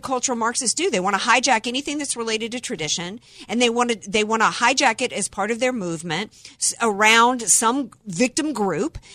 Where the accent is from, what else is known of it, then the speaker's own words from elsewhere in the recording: the South, United States; growing up in the South